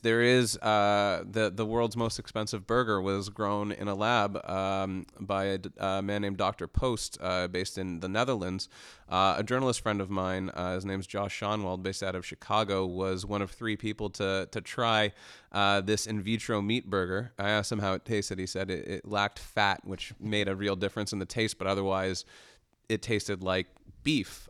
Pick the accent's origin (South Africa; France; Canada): Canada; as a Canadian and and being in the Canadian tech ecosystem